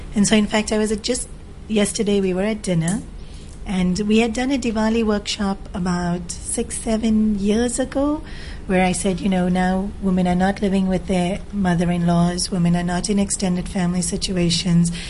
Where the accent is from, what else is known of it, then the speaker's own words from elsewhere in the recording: Australia; moved away as an adult; also born or lived in South Africa / India; now in Hong Kong; I grew up in Australia and in South Africa. Born in Africa, then the whole family migrated to Australia